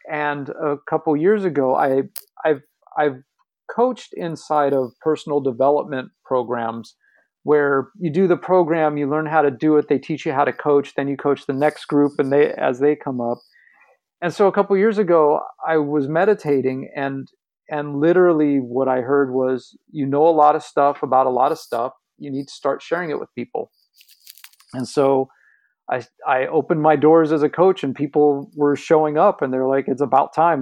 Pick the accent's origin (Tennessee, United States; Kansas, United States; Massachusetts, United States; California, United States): California, United States; Los Angeles; I grew up in Los Angeles, in the, the West Hollywood part of Los Angeles